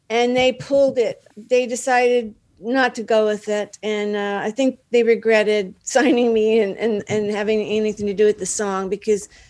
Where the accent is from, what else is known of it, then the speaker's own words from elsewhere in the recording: Dallas, Texas, United States; moved away as an adult; now in Los Angeles, United States; Yeah, I'm from I'm from Dallas.